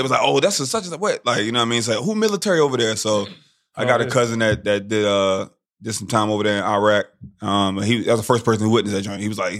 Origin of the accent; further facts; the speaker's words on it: Maryland, United States; now in Florida, United States; I'm originally from Maryland. I moved to Florida.